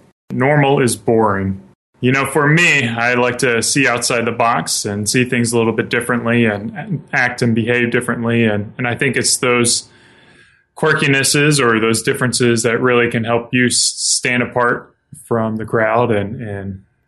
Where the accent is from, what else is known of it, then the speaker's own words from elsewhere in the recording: South Carolina, United States; moved away as an adult; now in Spokane, United States; I grew up in the South. I grew up in South Carolina and moved out here about 5 years ago with my wife when she got recruited for a job